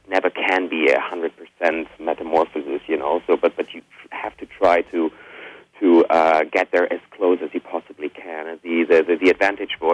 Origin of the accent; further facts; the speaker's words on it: Germany; also born or lived in Spain; I was born in Spain, but I grew up in Germany